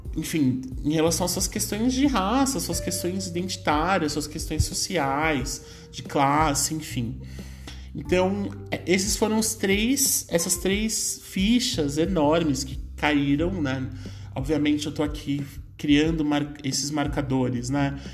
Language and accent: Portuguese; Brazil; a minha família, em especial, teve uma ascensão econômica dentro da periferia e se manteve na periferia até hoje, né? Hoje eu, eu me mudei da Zona Leste, hoje eu moro numa região mais central aqui da cidade